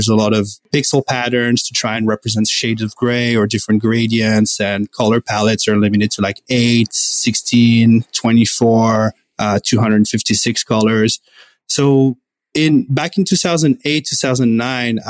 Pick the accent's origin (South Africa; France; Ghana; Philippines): France; moved away as an adult; now in Vancouver, Canada; I'm originally from France, and I moved in Vancouver in 2008